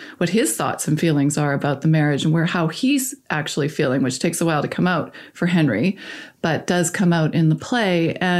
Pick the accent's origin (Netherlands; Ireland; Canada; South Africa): Canada